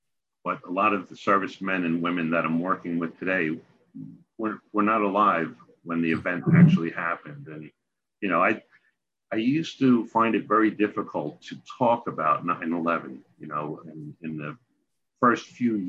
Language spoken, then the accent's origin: English; New York, United States; but being a New Yorker, getting up every day, doing your job.